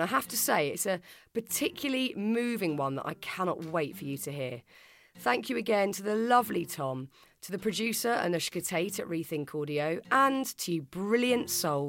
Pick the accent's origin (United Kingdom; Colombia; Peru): United Kingdom; London; I'm from London